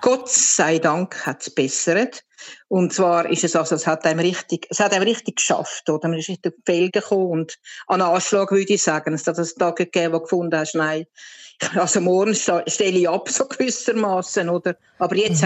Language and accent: German; Switzerland; moved away as an adult; now in Altamura, Italy; Wenn ich dann aber wieder in Heimweh überkomme in die Schweiz, dann bin ich wieder ganz Schweizer